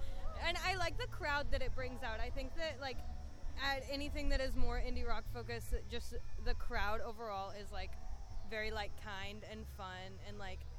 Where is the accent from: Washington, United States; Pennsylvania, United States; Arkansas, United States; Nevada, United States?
Arkansas, United States; moved away as an adult; now in Chicago, United States; I'm actually from Arkansas, funny enough, but I've lived here for like 4 years.